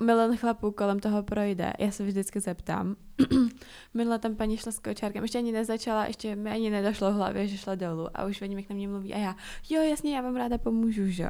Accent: Czechia; jsem se narodila tady

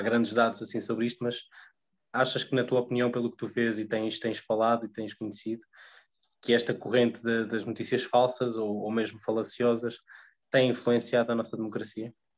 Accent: Viseu, Centro, Portugal; eu também sou do interior, sou, sou de Viseu

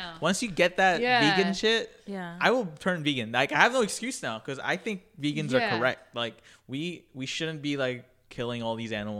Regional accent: Philippines; there's also, like, foods in my culture, like, I'm Filipino, like, that are, like, heavily meat.

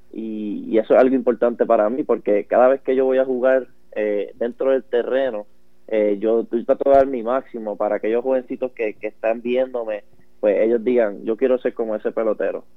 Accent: Puerto Rico; yo soy eh, originalmente de Cabo, Puerto Rico

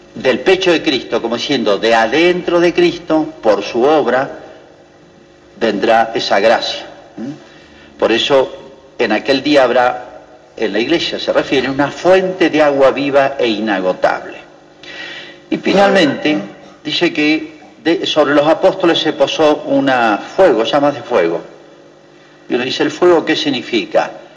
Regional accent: Argentina; el día que nos muramos dejamos de ser argentinos

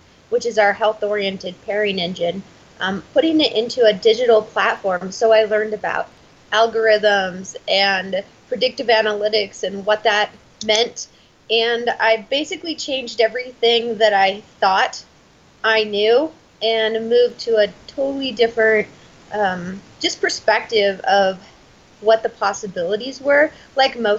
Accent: Boise, Idaho, United States; I was born and raised in Boise, Idaho.

